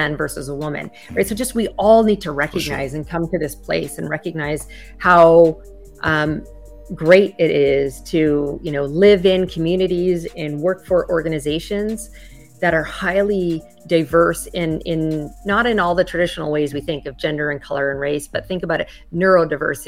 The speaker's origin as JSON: {"language": "English", "country": "Canada", "moved": "as an adult", "lives_now": "United States", "said": "I'm originally from Canada"}